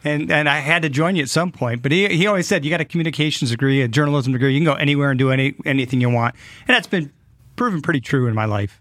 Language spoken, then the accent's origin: English; Detroit, Michigan, United States; moved away as an adult; now in Fort Wayne, United States; growing up in the Detroit area